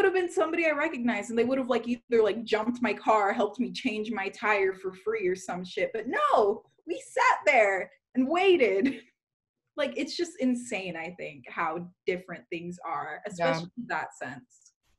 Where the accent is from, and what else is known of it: Douglas, Arizona, United States; moved away as an adult